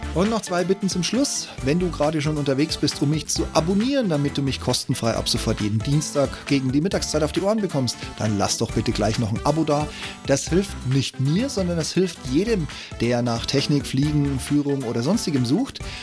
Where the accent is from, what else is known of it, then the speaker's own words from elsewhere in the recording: Regensburg, Bavaria, Germany; now in Berlin, Germany; meine Geburtsstadt, Grüße nach Regensburg